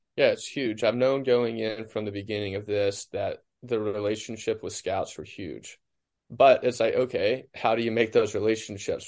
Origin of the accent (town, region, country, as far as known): Cleveland, Mississippi, United States; born or raised there